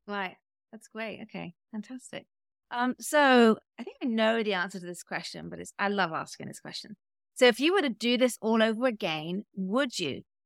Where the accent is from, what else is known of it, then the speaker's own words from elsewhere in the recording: United Kingdom; now in United States; me being British